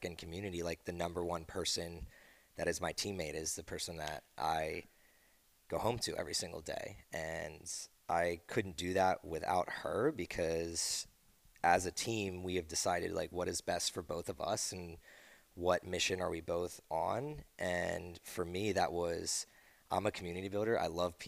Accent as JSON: {"language": "English", "region": "East Coast", "country": "United States", "tie": "born or raised there", "moved": "yes", "said": "I grew up on the East Coast."}